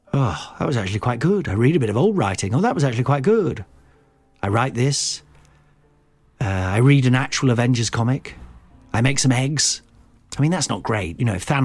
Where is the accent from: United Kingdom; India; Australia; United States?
United Kingdom; Midlands; growing up in the Midlands